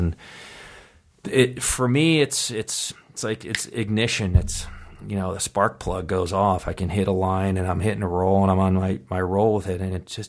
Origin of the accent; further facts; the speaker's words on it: East Coast, United States; You know, like growing up in the East Coast, the winters, how tough it is, carrying your backpack full of books, you know, all boys school.